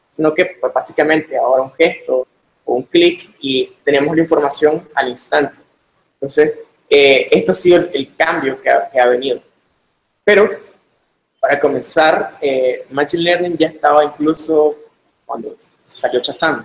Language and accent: Spanish; Managua, Nicaragua; soy de Managua, Nicaragua